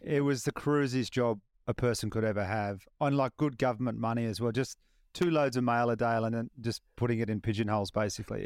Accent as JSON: {"language": "English", "town": "Batemans Bay", "region": "New South Wales", "country": "Australia", "tie": "born or raised there", "said": "my hometown of Batemans Bay"}